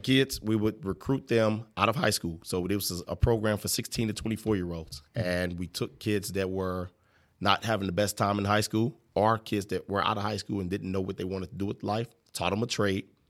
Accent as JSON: {"language": "English", "region": "Illinois", "country": "United States", "tie": "born or raised there", "also_born_or_lived": "St. Louis, Missouri / Lebanon, Illinois / East St. Louis, Illinois / Greenville, Illinois", "said": "I was raised in Lebanon, Illinois."}